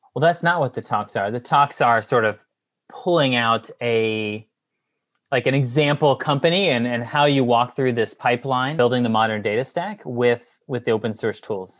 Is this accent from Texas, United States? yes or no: yes; Houston, Texas, United States; also born or lived in Austin; I'm from Houston originally